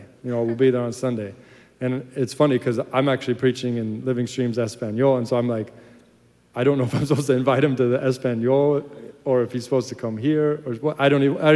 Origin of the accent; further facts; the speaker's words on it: United States; also born or lived in Ireland; I'm an American